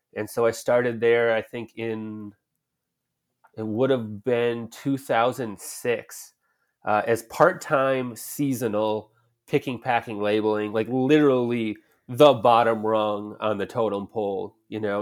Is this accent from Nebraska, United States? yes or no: no; Rhinelander, Wisconsin, United States; I grew up in the North Woods of Wisconsin, in a small logging slash mill town called Rhinelander, Wisconsin